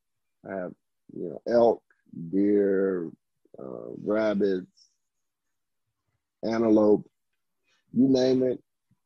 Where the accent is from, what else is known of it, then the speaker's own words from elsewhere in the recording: the South, United States; just growing up in the South